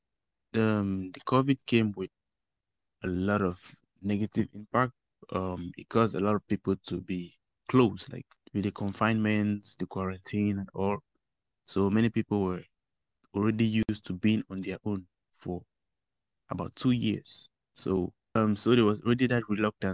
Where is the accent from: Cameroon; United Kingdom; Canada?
Cameroon; moved away as an adult; now in Wuhan, China; I'm from Cameroon, residing in Wuhan.